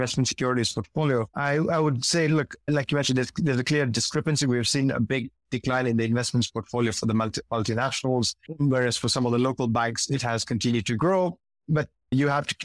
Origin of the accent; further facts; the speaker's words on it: Kenya; moved away as an adult; I'm originally Kenyan, although I'm based outside of Kenya right now